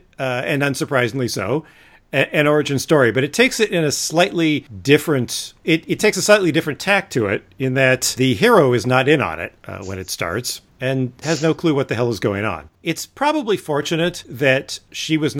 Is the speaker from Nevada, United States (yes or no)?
no; California, United States; I grew up in California. We don't have basements for the most part.